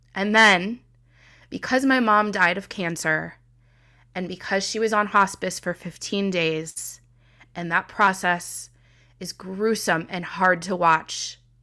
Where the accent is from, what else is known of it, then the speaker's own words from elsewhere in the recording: Midwest, United States; I'm from the Midwest